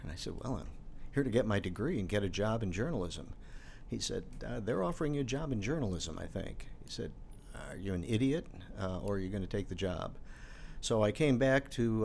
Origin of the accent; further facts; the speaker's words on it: Chicago, Illinois, United States; moved away as an adult; now in Bloomington, United States; I am a Chicagoan